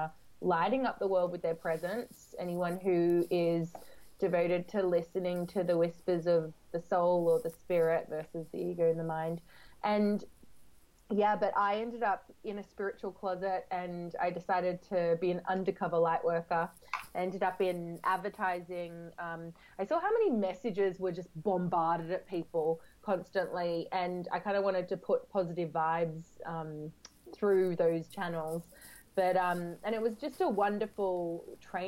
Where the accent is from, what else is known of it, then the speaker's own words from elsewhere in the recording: Australia; moved away as an adult; now in London, United Kingdom; I grew up in Australia